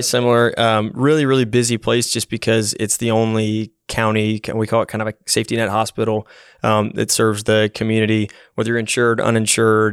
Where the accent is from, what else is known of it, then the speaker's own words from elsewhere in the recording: Knoxville, Tennessee, United States; also born or lived in Massachusetts; I grew up from kindergarten age all the way up through high school in Knoxville